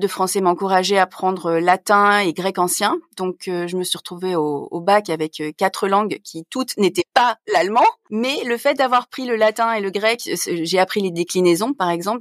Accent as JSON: {"language": "French", "town": "Nice", "region": "Provence-Alpes-Côte d'Azur", "country": "France", "tie": "born or raised there", "also_born_or_lived": "Troisdorf, Germany", "moved": "as an adult", "lives_now": "Bonn, Germany", "said": "Je suis née à Nice, où euh, j'ai grandi avec ma mère"}